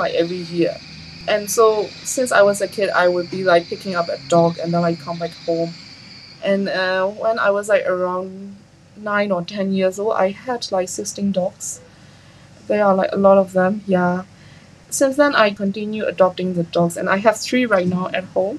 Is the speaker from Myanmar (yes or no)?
yes; a small town in upper Myanmar, Myanmar; now in Yangon, Myanmar; I am from a small town in Myanmar, in the upper part of Myanmar. My hometown is like quite peaceful